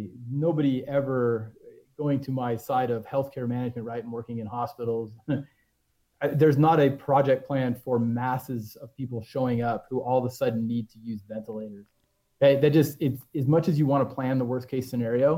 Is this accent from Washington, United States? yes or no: yes; Central Washington, United States; I grew up in Central Washington